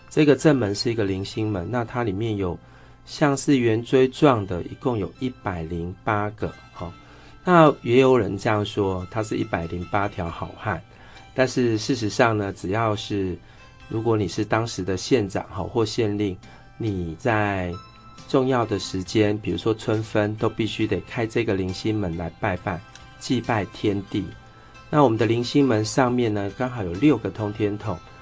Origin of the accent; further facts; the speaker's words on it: Changhua County, Taiwan; 这个文昌帝君是我们彰化人哦，非常，非常重视的地方